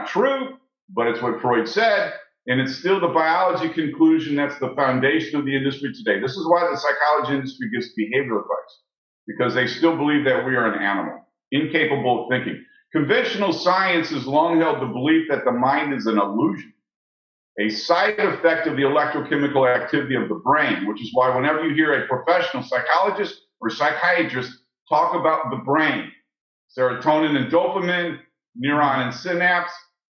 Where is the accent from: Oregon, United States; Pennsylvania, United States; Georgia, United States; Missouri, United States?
Missouri, United States; St. Louis; I was raised in St. Louis